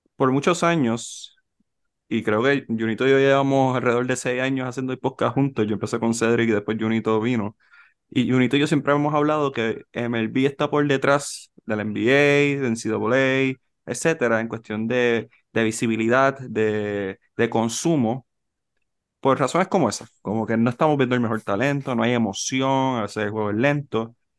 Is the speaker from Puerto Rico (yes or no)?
yes; Puerto Rico; nosotros como boricua